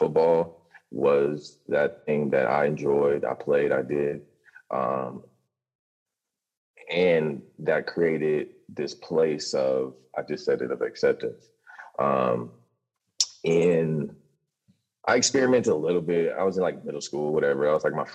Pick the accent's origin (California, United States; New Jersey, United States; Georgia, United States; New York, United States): California, United States; Los Angeles; now in Hawaii, United States; I grew up in Los Angeles